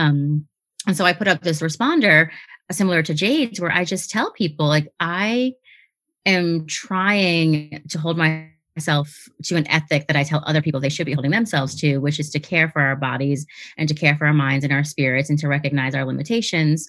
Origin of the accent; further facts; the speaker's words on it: Venezuela; now in Washington, D.C., United States; I am from Venezuela. So I'm Venezolana